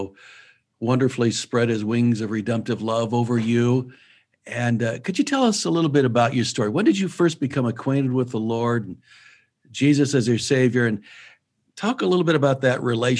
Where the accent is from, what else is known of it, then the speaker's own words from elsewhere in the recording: Iowa Falls, Iowa, United States; moved away; Church of the Open Bible in Iowa Falls is special to me because that is my home church in my hometown.